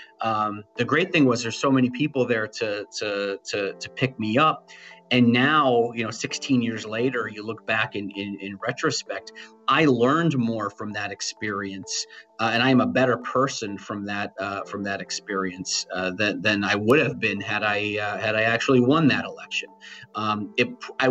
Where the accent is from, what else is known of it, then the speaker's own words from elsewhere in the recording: New Britain, Connecticut, United States; I was the New Britain kid. I grew up in New Britain.